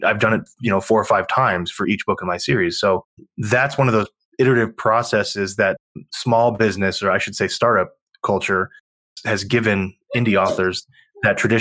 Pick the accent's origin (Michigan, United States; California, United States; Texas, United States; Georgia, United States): Texas, United States; I'm from Texas